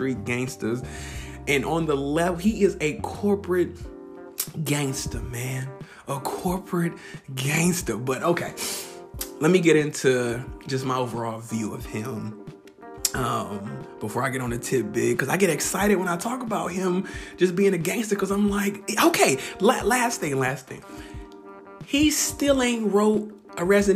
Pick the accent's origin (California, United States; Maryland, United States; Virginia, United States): California, United States; Bay Area; moved away; also born or lived in the South, United States / Portland, Oregon; I'm from the Bay Area, but I actually, Bay Area, California, but I've lived down south.